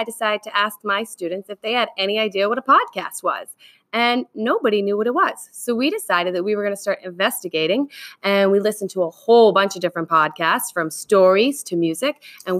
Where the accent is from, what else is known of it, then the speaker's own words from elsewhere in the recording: Cape Cod, Massachusetts, United States; I grew up on Cape Cod, so I'm around the beaches all the time